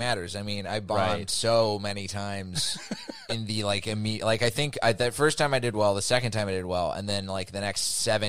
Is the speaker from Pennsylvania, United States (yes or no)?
no; Dallas, Texas, United States; I'm from Dallas, blah, blah, blah.